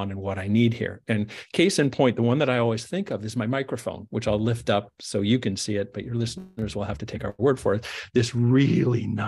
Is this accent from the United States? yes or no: no; Canada; I'm a Canadian